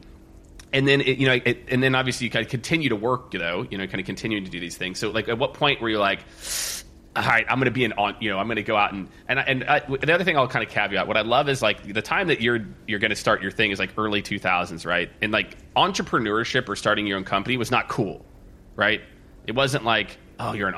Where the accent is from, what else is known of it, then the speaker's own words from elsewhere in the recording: Midwest, United States; moved away as an adult; also born or lived in New York City; now in Austin, United States; I grew up in the Midwest